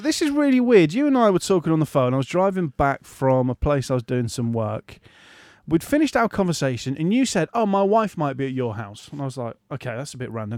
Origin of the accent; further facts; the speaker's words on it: Hull, Yorkshire and the Humber, United Kingdom; moved away; my hometown station of Viking FM